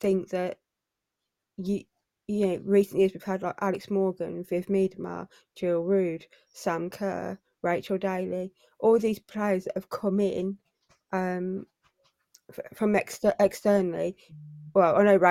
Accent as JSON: {"language": "English", "region": "England", "country": "United Kingdom", "said": "as English people who are living in England"}